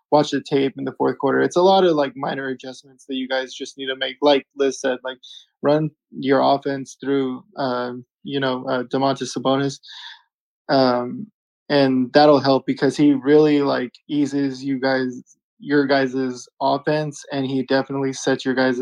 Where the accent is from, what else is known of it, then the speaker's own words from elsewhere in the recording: California, United States; I am from California